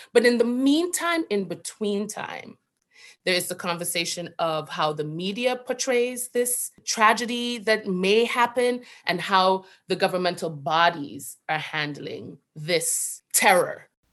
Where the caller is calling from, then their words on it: New York City, New York, United States; I am calling from Brooklyn